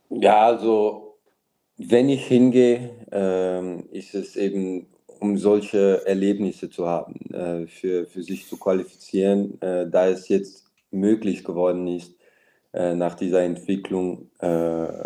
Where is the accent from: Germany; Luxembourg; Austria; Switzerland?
Luxembourg; wir sind stolze Luxemburger und wir wollen, wir wollen auch dem Verband helfen